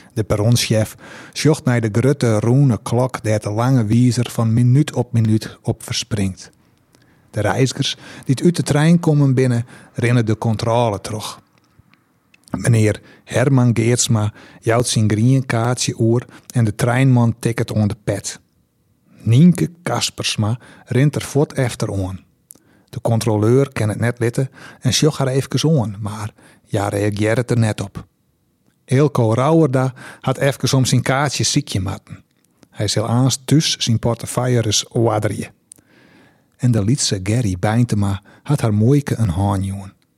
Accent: Heerenveen, Friesland, Netherlands; ik kom eigenlijk uit Zerhuisterveen

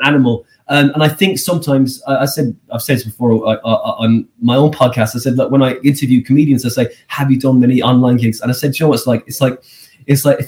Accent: Skibbereen, Munster, Ireland; moved away; I'm from that small place.

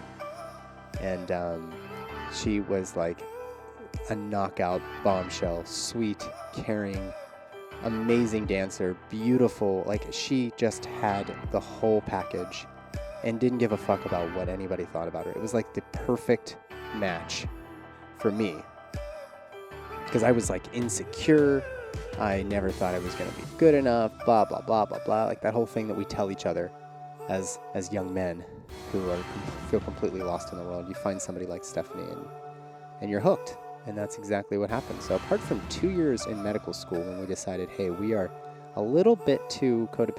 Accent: Pittsburgh, Pennsylvania, United States; moved away; I am recording from Pittsburgh, Pennsylvania, my hometown

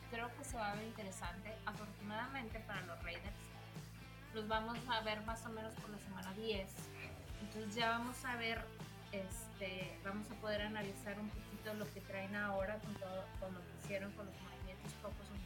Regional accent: Monterrey, Nuevo León, Mexico; yo soy regia

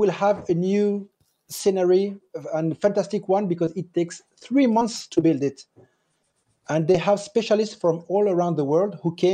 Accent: France; English is a second language; moved away as an adult; now in Tottori, Japan; I was born in France and raised in France, and now I'm in Japan.

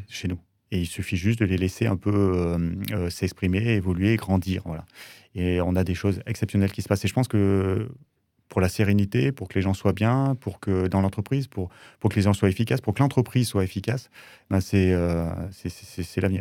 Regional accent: Drôme, Auvergne-Rhône-Alpes, France; je suis originaire de la Drôme et j'ai toujours travaillé à partir de 14 ans dans l'été

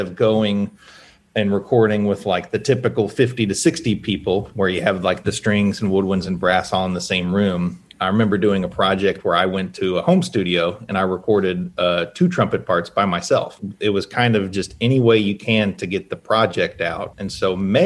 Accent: Hendersonville, Tennessee, United States; When I was a kid, I grew up in Hendersonville, which is like 20 minutes north of Nashville.

